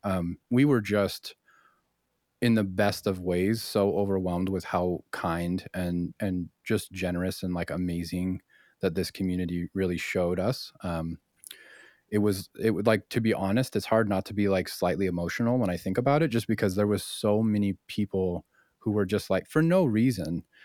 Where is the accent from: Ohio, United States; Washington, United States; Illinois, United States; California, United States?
Washington, United States; Spokane; our origins be in Spokane